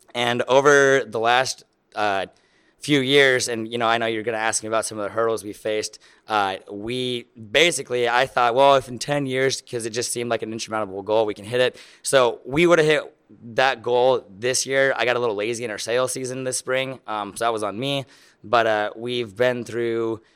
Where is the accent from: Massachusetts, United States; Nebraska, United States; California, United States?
Nebraska, United States; Lincoln; I am from Lincoln, Nebraska.